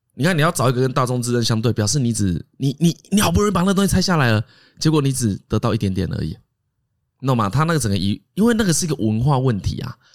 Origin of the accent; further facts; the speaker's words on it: Taiwan; 我们台湾人